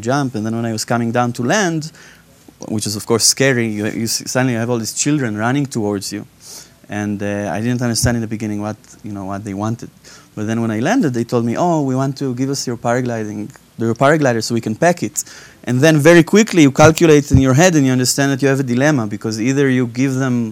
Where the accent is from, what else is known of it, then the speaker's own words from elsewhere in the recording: Israel; now in United Kingdom; I'm originally from Israel, but now I'm based in the UK.